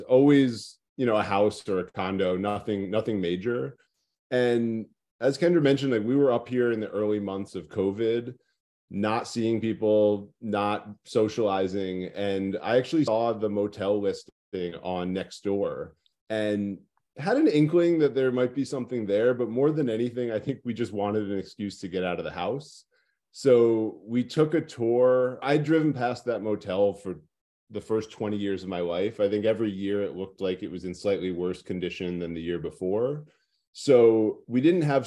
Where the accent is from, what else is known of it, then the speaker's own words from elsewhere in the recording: Red Hook, New York, United States; also born or lived in Montreal; I was born in Red Hook, graduated in 05, lived here through 2005. So spent my whole life here